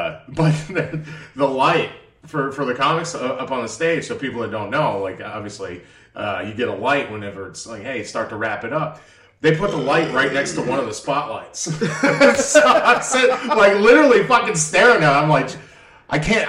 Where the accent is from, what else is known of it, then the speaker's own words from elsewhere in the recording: Boston, Massachusetts, United States; also born or lived in Maine; now in Texas, United States; we're both from Boston, and then we both went to the University of Maine